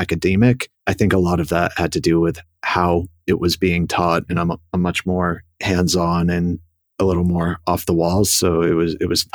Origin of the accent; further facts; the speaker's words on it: Boston, Massachusetts, United States; moved away as an adult; also born or lived in New York City, United States / St. Louis, United States; I was born in Boston and raised just outside the city